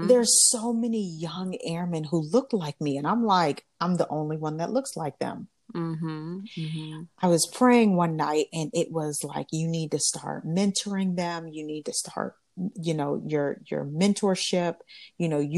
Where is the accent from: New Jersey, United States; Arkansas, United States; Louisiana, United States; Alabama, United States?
Alabama, United States; moved away as an adult; I'm from Alabama